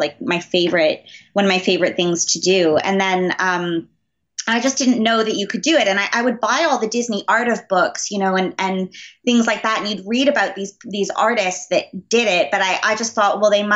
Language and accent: English; Montreal, Quebec, Canada; growing up in Montreal, we have a lot of the, there's a huge French influence here